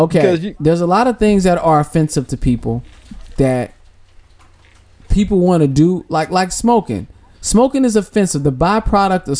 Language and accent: English; Midwest, United States; I'm from the Midwest